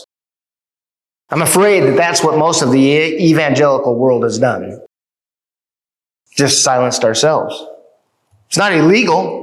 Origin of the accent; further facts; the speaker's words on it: United States; as American Christians